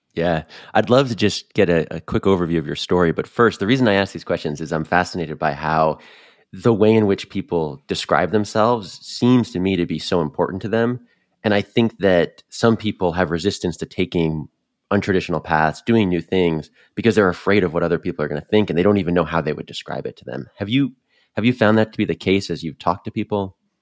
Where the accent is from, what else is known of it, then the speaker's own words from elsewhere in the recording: Northeast, United States; moved away as an adult; also born or lived in North Carolina / Boston; I grew up in the Northeast like you, started my career in there